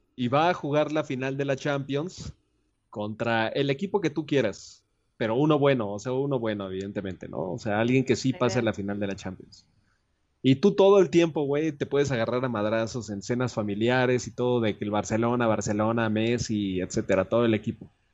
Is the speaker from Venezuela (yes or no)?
no; Mexico; Yo soy de México